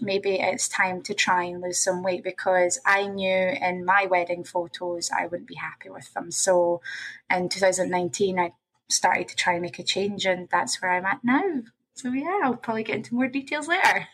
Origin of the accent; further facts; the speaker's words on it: Scotland, United Kingdom; moved away as an adult; now in Toronto, Canada; I'm originally from Scotland. I'm um, now based in Toronto, Canada. Um, moved out here in 2017